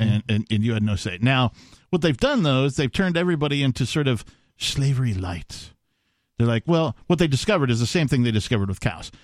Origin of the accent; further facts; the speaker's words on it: Wisconsin, United States; growing up in Wisconsin, I did see a number of uh, cow fields